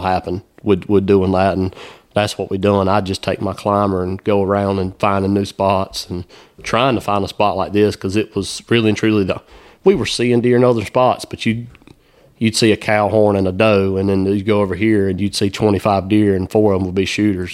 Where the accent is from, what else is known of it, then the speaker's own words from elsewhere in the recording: South Carolina, United States; growing up in South Carolina